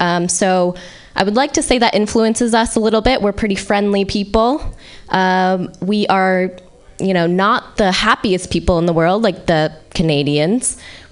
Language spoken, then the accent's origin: English; Vermont, United States; So growing up in Vermont was a little difficult, but luckily I had my two sisters.